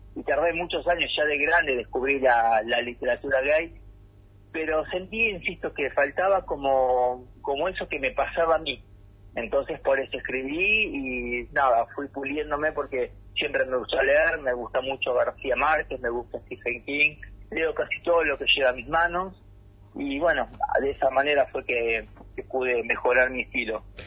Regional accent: Ciudadela, Buenos Aires Province, Argentina; now in San Martín, Argentina; yo, nací y crecí en Fuerte Apache, en ah. zona oeste del conurbano bonaerense.

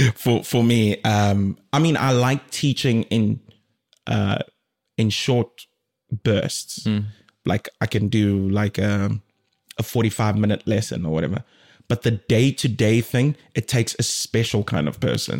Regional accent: South Africa; moved away as an adult; also born or lived in Democratic Republic of the Congo / Durban, South Africa / Cape Town, South Africa; now in Finland; I was born in the DRC Congo and my family moved to South Africa when I was like two years old.

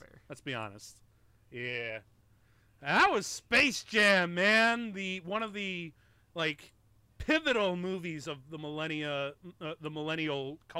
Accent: Chicago, Illinois, United States; I'm from Chicago. My dad was living in Chicago when I was born.

